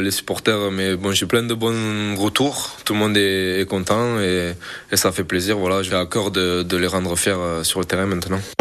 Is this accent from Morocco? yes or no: no; Pia, Occitania, France; moved away as an adult; also born or lived in England; je suis d'ici, euh, je suis de Pia, euh, je suis un Catalan